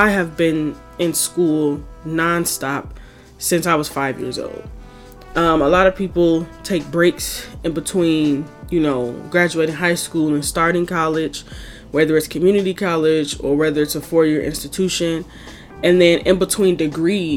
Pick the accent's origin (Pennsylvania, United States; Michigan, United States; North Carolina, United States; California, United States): Michigan, United States; Detroit; moved away as an adult; now in Chicago, United States; I am from Detroit, Michigan, born and raised on the east side